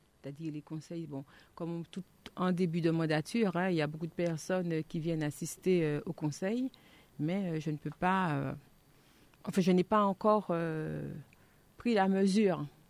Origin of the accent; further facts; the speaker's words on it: Martinique; en tant que Martiniquais